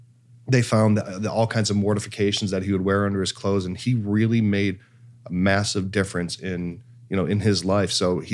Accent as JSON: {"language": "English", "country": "Ireland", "said": "That's culturally insensitive. I'm Irish."}